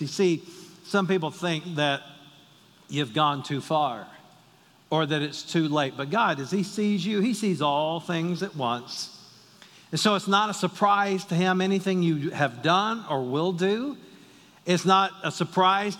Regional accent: the South, United States; I'm from the South

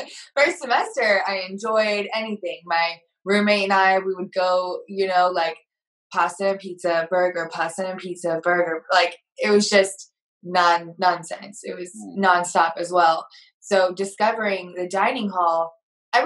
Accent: the South, United States; also born or lived in Fort Worth; now in Houston, United States; I'm from the South

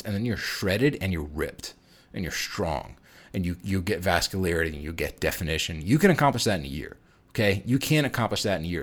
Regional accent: New York, United States; moved away as an adult; also born or lived in Chicago, Illinois; I'm, I'm from New York, and we didn't have Chipotle out there in New York at the time, and I moved to Midwest.

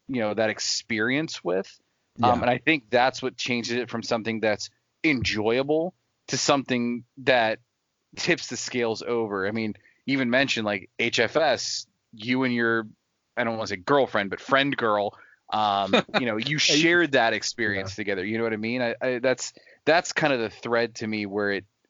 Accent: United States; I was born in America

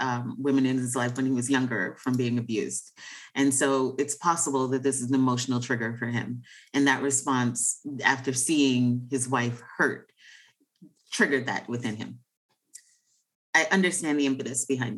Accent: New York, United States; as a New Yorker

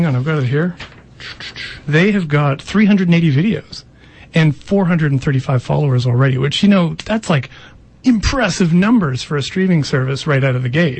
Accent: Ontario, Canada; I'm from Ontario too.

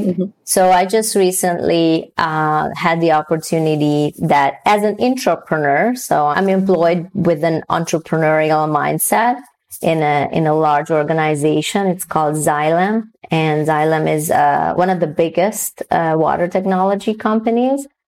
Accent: Hungary; moved away; also born or lived in Newfoundland; I was born and raised in Hungary

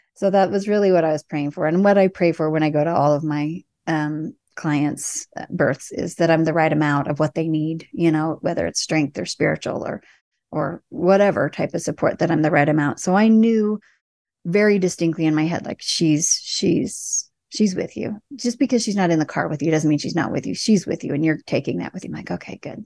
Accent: Indiana, United States; moved away; I was from Indiana

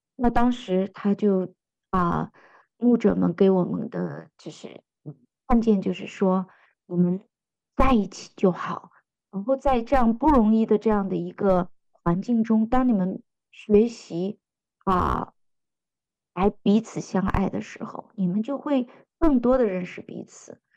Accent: China; 我们中国人很喜欢那句话，家和万事兴

